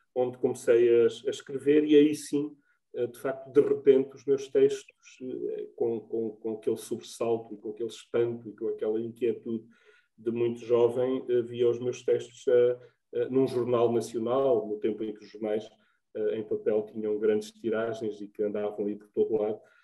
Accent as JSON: {"language": "Portuguese", "region": "Trás-os-Montes", "country": "Portugal", "tie": "born or raised there", "also_born_or_lived": "Évora", "moved": "as an adult", "lives_now": "Vila Nova de Cacela, Portugal", "said": "nasci em Beticas e vivo no Algarve"}